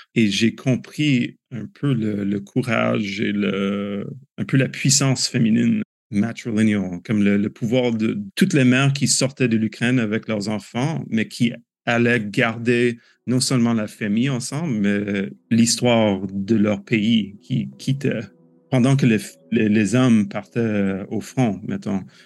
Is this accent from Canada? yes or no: yes; Canada; En tant que Canadien